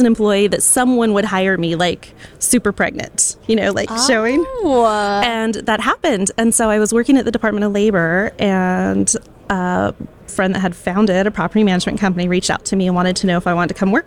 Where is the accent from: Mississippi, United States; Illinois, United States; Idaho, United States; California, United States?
Idaho, United States; Boise; So I grew up in Boise, Idaho, is where I was born